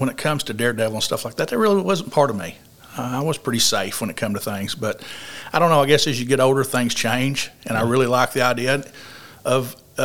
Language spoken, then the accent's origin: English; Paragould, Arkansas, United States; I'm from Paragold, went to school, graduated from Greene County Tech